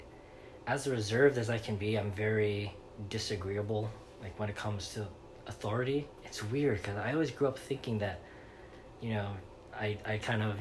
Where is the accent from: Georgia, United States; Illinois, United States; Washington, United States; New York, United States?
New York, United States; New York City; also born or lived in Los Angeles; now in Florida, United States; I grew up in Brooklyn, New York. Williamsburg.